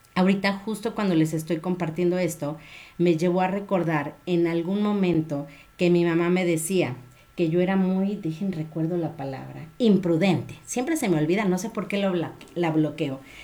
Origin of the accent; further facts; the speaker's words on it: Guadalajara, Jalisco, Mexico; de aquí de mi tierra